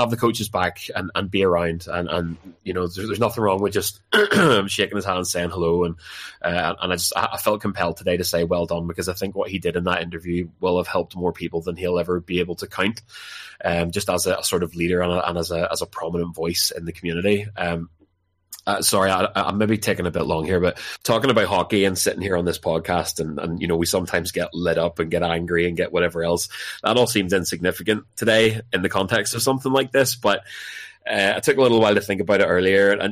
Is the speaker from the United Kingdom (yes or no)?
yes; Larne, Northern Ireland, United Kingdom; I'm a big fan of my hometown club, Larne FC